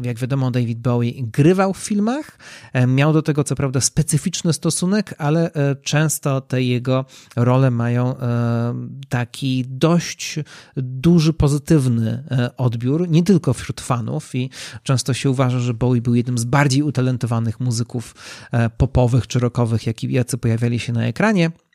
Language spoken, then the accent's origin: Polish; Poland; nasz kraj jest bardzo mocno podzielony